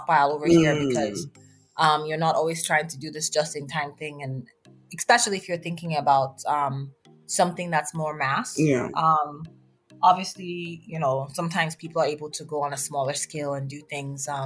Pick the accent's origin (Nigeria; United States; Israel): Nigeria; moved away as an adult; I grew up primarily in Nigeria